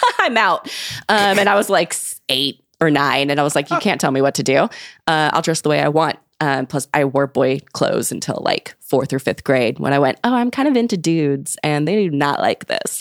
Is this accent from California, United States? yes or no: yes; Long Beach, California, United States; born or raised there